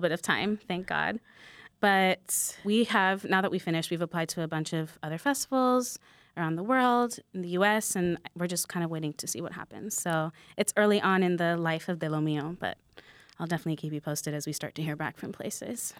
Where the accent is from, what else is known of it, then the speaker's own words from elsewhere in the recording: New York, United States; a lot of people that I grew up with in New York